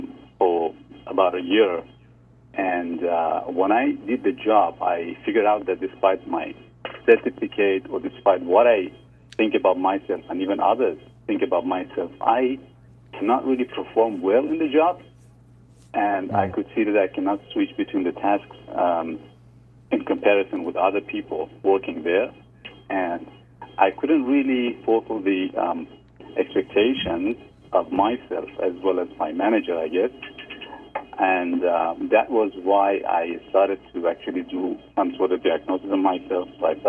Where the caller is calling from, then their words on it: New Zealand; I'm 37 years old. I'm calling from New Zealand.